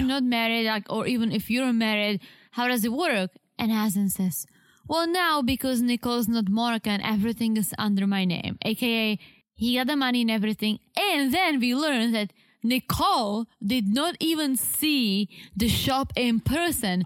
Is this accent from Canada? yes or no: no; Czechia; moved away; my hometown in the Czech Republic